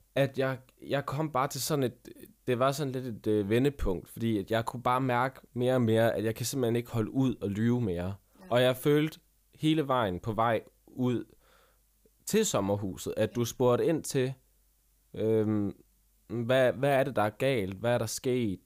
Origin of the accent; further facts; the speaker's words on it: Vejle, Southern Denmark, Denmark; jeg er jo fra Vejle